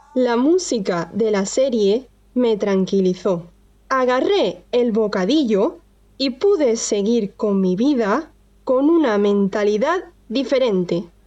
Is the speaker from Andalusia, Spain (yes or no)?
yes; Andalusia, Spain; soy de Andalucía, en el sur de España